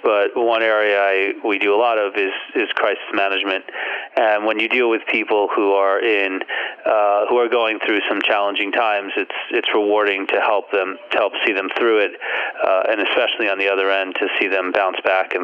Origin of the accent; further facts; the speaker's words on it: Teaneck, New Jersey, United States; I grew up in Teaneck